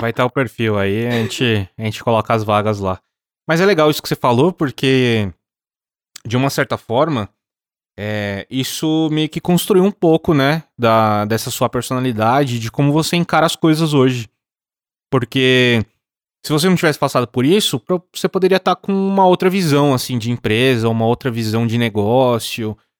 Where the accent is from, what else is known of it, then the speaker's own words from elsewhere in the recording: interior of São Paulo, Brazil; Eu sou do interior, também de São Paulo, não sou de São Paulo